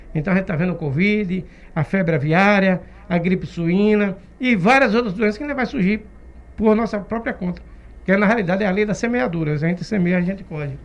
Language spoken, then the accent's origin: Portuguese; Várzea da Roça, Bahia, Brazil; now in Camaçari, Brazil; na realidade eu sou do interior, sou de Vaza da Roça